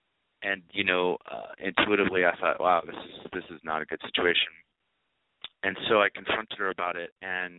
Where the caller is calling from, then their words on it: Los Angeles, California, United States; I'm calling from Los Angeles, of course.